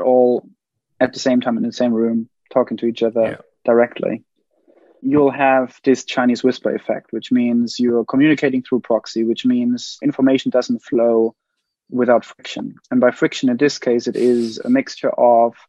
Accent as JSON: {"language": "English", "country": "Germany", "moved": "yes", "lives_now": "United Kingdom", "said": "I'm from Germany. I live in the UK."}